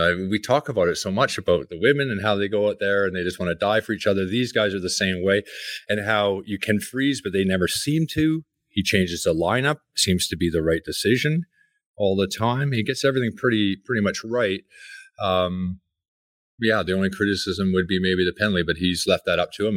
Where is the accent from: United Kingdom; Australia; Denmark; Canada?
Canada; Coquitlam, British Columbia; I grew up in Coquitlam